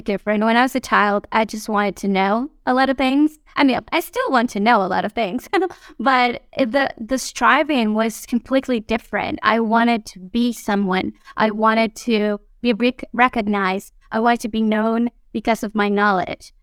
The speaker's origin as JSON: {"language": "English", "country": "Mexico", "tie": "born or raised there", "moved": "as an adult", "lives_now": "Guatemala", "said": "We are originally from Mexico, my husband and I. Uh, we were both born there and grew up there and we met and married there"}